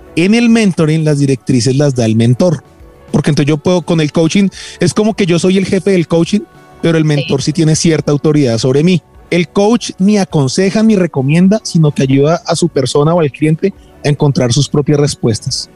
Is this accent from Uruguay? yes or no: no; Bogotá, Bogotá Capital District, Colombia; en Colombia, los bogotanos, todos, entonces nos volvimos gente que, que le gusta hablar más estilizadamente